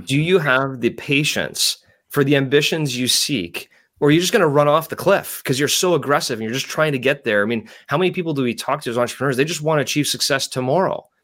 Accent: Canada; growing up in Canada

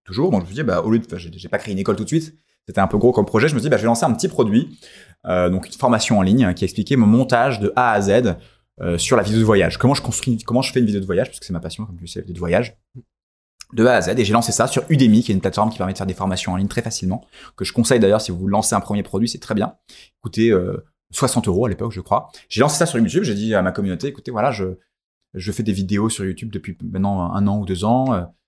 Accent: France; on est français

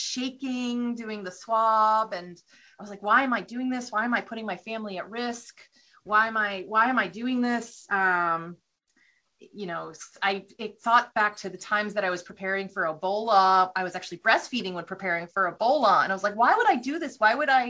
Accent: New Haven, Connecticut, United States; I grew up outside of New Haven, Connecticut, so Yale was very close

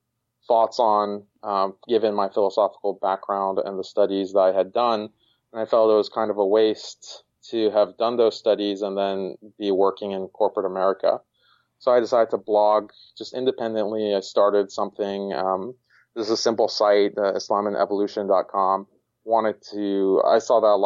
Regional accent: Houston, Texas, United States; moved away as an adult; also born or lived in Boston; I was born and raised in Houston, Texas

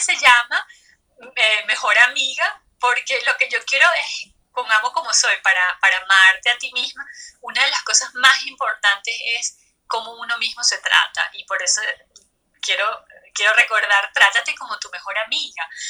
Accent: Venezuela; moved away as an adult; now in Stuttgart, Germany; Mis padres son de Bolivia, yo nací en Venezuela, crecí en Venezuela, por eso yo me siento venezolana

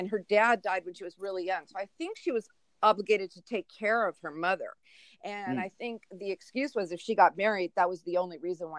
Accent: Brooklyn, New York, United States; also born or lived in Phoenix; I was born in Phoenix, but I'm pretty much of a Brooklyn girl because my parents were Brooklynites.

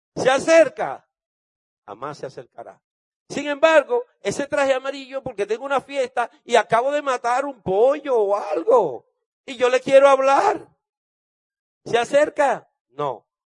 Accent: Dominican Republic; yo soy de República Dominicana.

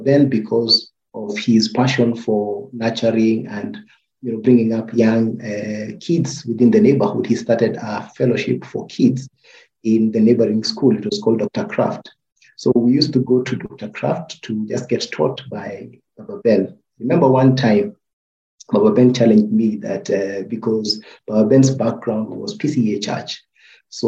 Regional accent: Nairobi, Kenya; I was born in Eastlands.

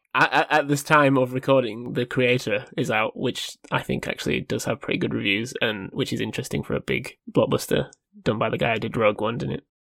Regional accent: United Kingdom; we're British here. Born and bred

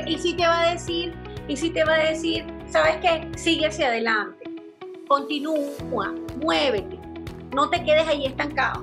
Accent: Venezuela; moved away as an adult; now in Chile; cuando yo salí de Venezuela

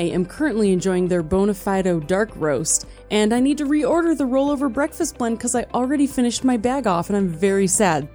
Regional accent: Wisconsin, United States; now in Utah, United States; I grew up in Wisconsin, so when it starts snowing, I feel like it's finally home

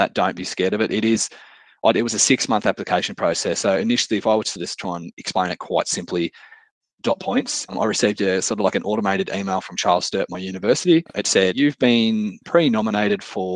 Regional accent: Dubbo, New South Wales, Australia; I'm coming from Wiradjuri land here, Dubbo, Western New South Wales

